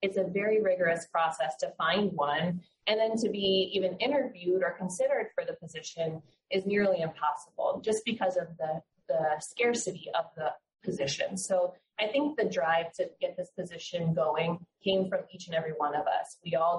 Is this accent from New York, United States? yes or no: no; Fort Lauderdale, Florida, United States; now in Tampa, United States; I'm also a native Floridian. I'm from Fort Lauderdale area, actually. And I moved up to Tampa for this fellowship position.